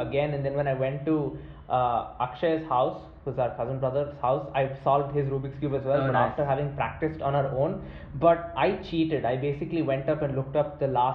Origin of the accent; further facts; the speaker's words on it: India; children growing up in India